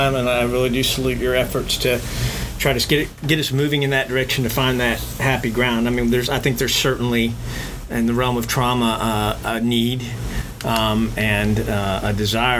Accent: South Texas, United States; I'm a redneck from South Texas.

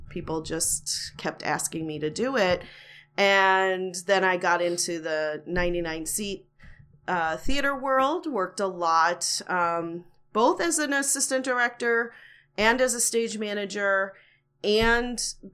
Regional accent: outside of Chicago, Illinois, United States; moved away as an adult; also born or lived in Los Angeles; I grew up outside of Chicago

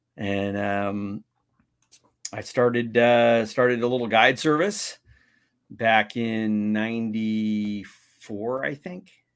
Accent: San Diego, California, United States; I'm from San Diego.

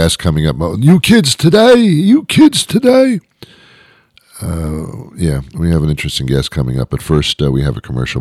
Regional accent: New York, United States; I'm from New York

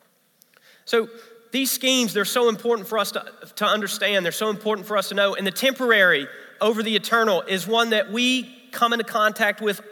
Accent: Memphis, Tennessee, United States; now in South Carolina, United States; I'm from Memphis, Tennessee. That's where I grew up

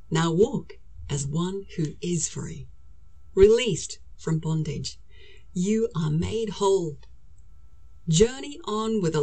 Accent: South Africa; moved away as an adult; also born or lived in London, United Kingdom / Birmingham, United Kingdom; now in United Kingdom; I'm originally from South Africa, and moved to England to travel

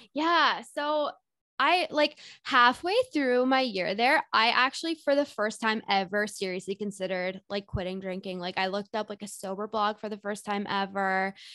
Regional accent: Whitby, Ontario, Canada; moved away as an adult; now in Toronto, Canada; I live in Toronto, Ontario, but I grew up in Whitby, which is just like 45 minutes east of the city

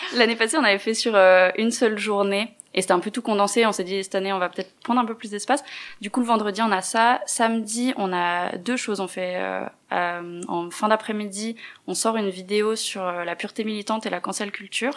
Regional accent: Neuchâtel, Switzerland; je viens de Neuchâtel

